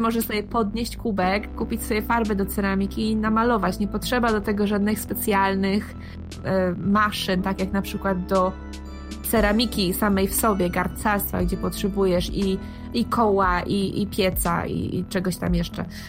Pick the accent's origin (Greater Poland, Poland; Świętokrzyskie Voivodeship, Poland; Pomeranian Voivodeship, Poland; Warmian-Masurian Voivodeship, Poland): Pomeranian Voivodeship, Poland; Gdańsk; moved away as an adult; now in Netherlands; jestem z Gdańska, w Polsce mieszkam w Gdańsku.